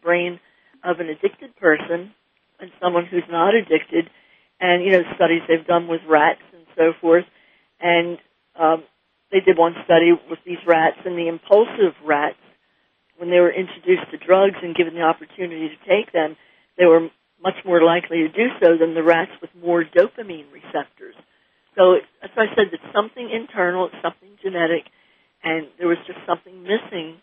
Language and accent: English; New Jersey, United States; moved away as an adult; also born or lived in Australia / North Carolina; we grew up in New Jersey, and then they were about three and four, we moved to North Carolina